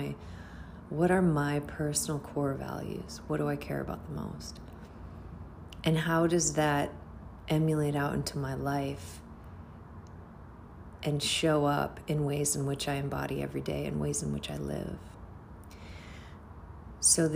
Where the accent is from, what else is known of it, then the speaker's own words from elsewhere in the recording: United States; I'm American. I was born and raised in America.